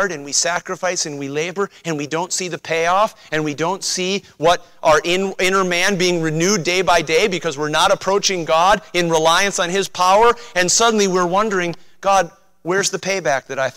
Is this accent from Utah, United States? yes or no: no; White Bear Lake, Minnesota, United States; I grew up on White Bear Lake